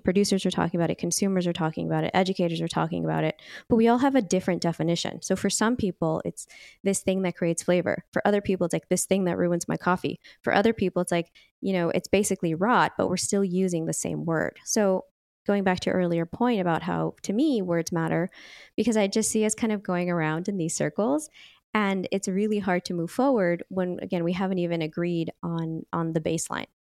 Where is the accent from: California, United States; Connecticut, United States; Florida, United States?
California, United States; Bay Area; also born or lived in Napa Valley; I grew up in the Bay Area as well